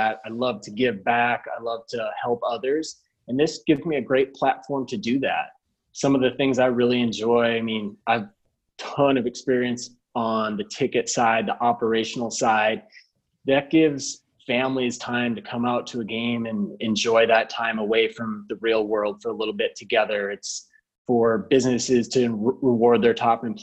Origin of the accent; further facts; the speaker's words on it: Minnesota, United States; moved away; growing up in Minnesota